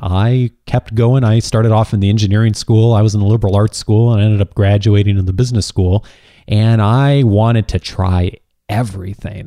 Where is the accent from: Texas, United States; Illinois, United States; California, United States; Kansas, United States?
Illinois, United States; moved away; back in my home state of Illinois